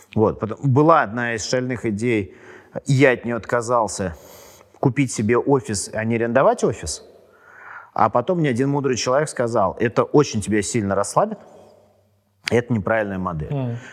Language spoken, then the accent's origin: Russian; Moscow, Russia; я и супруга мы родились в Москве, и у нас не первое поколение там родителей